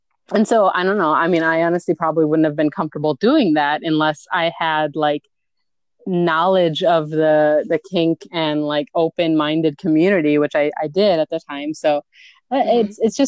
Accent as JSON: {"language": "English", "area": "near Appleton", "region": "Wisconsin", "country": "United States", "tie": "born or raised there", "also_born_or_lived": "Milwaukee, Wisconsin", "said": "my hometown is a really, really tiny, like 2,000 people near Appleton, Wisconsin."}